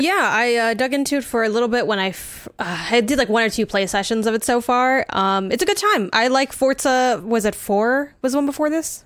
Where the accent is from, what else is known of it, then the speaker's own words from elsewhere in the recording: United States; I'm not from Mexico, I'm from the U S, but my dad's from Mexico